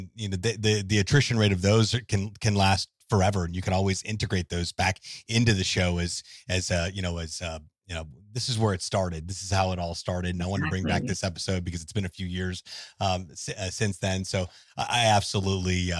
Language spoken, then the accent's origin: English; Orlando and Miami, Florida, United States; I grew up in Orlando and Miami, so I know all about a tourist hub